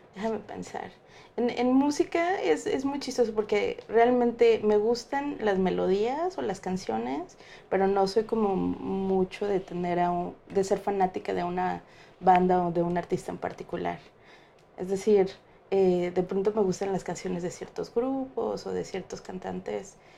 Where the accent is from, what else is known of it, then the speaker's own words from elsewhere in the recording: Mexico; yo como mexicana